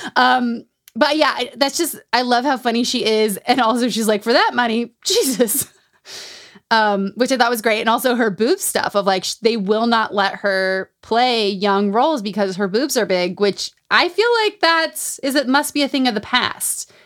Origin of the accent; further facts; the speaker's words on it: Utah, United States; Growing up in Utah